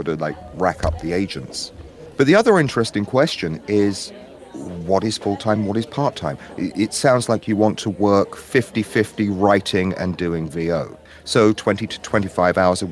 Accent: United Kingdom; now in United States; I'm a Brit working in the American market

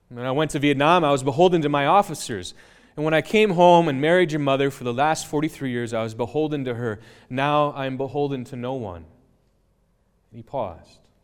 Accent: United States; I grew up near Menominee.

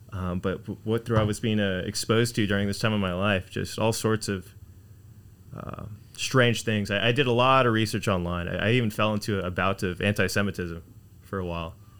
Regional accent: Houston, Texas, United States; now in Laredo, United States; born and raised in Houston, Texas. Cypress Houston, Texas

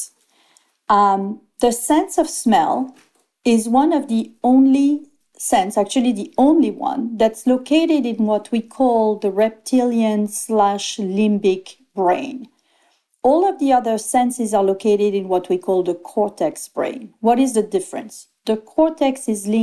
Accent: Antibes, Provence-Alpes-Côte d'Azur, France; I was born in Antibes, 8 kilometers away, not even 2 miles away from grass.

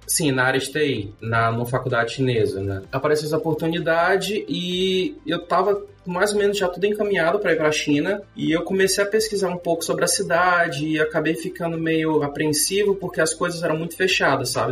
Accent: Fortaleza, Ceará, Brazil; moved away as an adult; also born or lived in England; now in Kaunas, Lithuania; Sou de Fortaleza.

